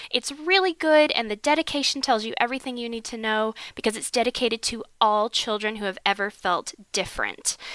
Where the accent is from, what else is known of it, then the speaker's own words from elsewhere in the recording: Atlanta, Georgia, United States; I'm from Atlanta